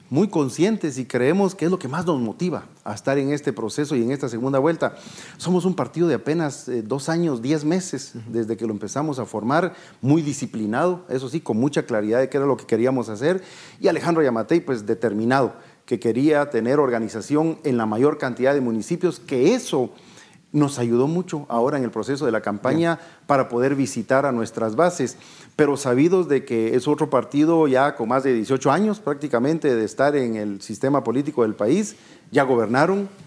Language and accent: Spanish; Guatemala; no nos dieron las soluciones a los grandes problemas que tenemos como guatemaltecos